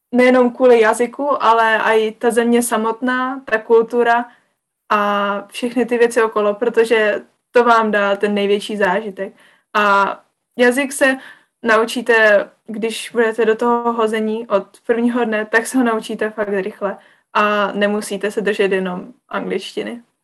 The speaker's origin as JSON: {"language": "Czech", "country": "Czechia", "moved": "as an adult", "lives_now": "Ireland", "said": "z České republiky"}